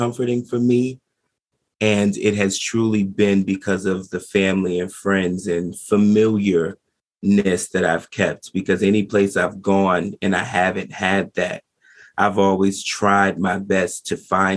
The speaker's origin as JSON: {"language": "English", "region": "New Jersey", "country": "United States", "tie": "born or raised there", "said": "I am in New Jersey. I am not too far from New York City. I'm an East Coast boy, born and raised, been here for 25 years."}